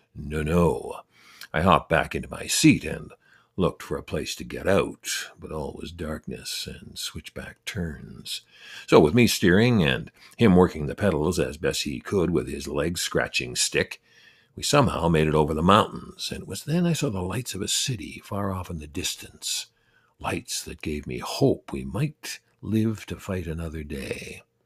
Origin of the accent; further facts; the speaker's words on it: Canada; I'm Canadian